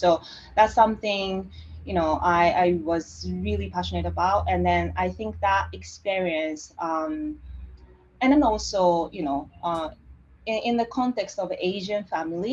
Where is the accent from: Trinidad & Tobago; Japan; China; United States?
Japan; rural western Japan; first language Japanese; English is a second language; moved away as an adult; now in Sydney, Australia; I'm Japanese. I'm born and raised in Japan, coming from the rural area of like western part of Japan